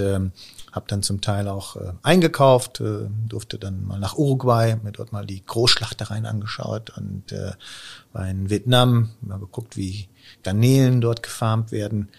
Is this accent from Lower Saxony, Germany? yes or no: no; Münster, North Rhine-Westphalia, Germany; also born or lived in Stuttgart / Osnabrück; dann wieder zurück äh, in die Heimat nach Münster